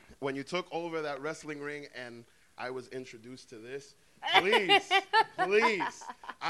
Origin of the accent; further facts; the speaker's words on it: New York City, New York, United States; I'm from Queens, New York.